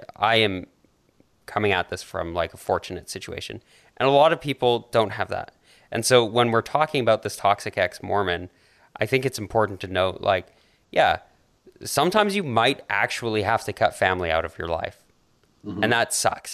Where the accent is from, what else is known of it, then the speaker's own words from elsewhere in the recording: Canada; accent: Canadian; whenever I visit the U.S., I think my Canadian accent gets thicker